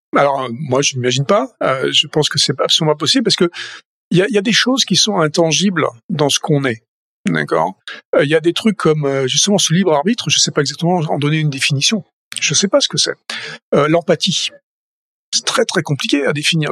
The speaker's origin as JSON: {"language": "French", "town": "Toulouse", "region": "Occitania", "country": "France", "also_born_or_lived": "Paris, France / Boston, United States", "moved": "as an adult", "lives_now": "California, United States", "said": "Je suis toulousain"}